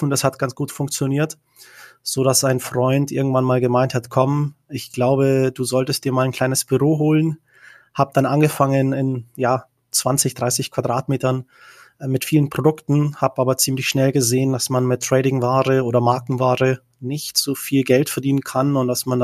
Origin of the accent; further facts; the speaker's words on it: Bavaria, Germany; also born or lived in Czech Republic; Genau, also ich komme ursprünglich, äh, bin ich in Tschechien geboren. Ich bin mit acht Jahren äh, nach Deutschland gekommen, nach Bayern, ähm, bin dann dort äh, aufgewachsen bis zum 18. Lebensjahr.